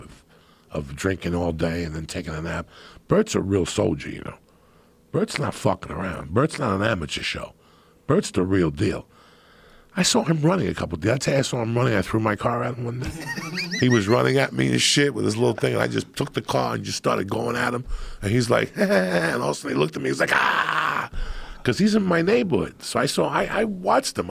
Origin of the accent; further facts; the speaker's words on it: New Jersey, United States; I grew up in Jersey